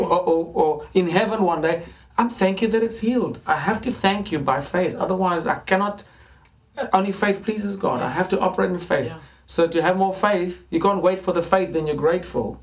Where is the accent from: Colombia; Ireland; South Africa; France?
South Africa; Johannesburg, Gauteng; moved away as an adult; now in England; growing up in Johannesburg, it's a very affluent city.